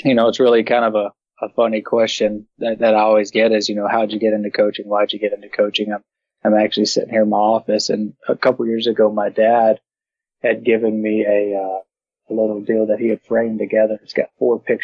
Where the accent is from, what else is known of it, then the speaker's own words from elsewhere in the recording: Brenham, Texas, United States; also born or lived in Houston, Texas / Austin, Texas; grew up, born in Houston, Texas. I grew up in Brenham, Texas